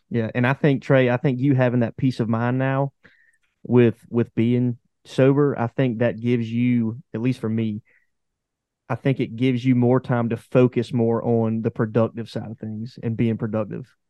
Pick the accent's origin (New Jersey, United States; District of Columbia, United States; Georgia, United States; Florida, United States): Georgia, United States; Pooler; I'm from Pooler, which is also about forty minutes from Statesboro